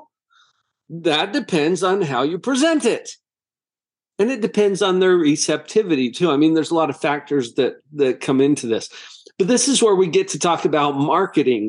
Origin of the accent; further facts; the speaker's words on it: Heber, Utah, United States; growing up in Heber, Utah, a little agricultural town